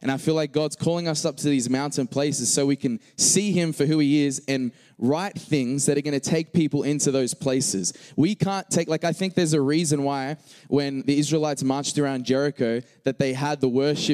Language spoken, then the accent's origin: English; Australia; accent: Australian